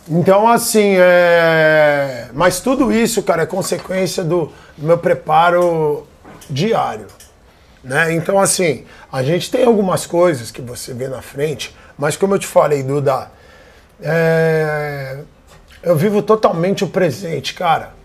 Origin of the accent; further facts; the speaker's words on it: United States; now in Brazil; eu fui criado nos Estados Unidos